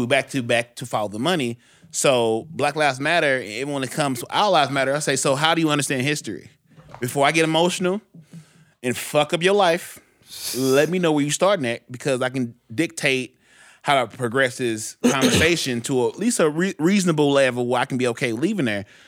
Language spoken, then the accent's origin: English; St. Louis, Missouri, United States; I was raised in Central West End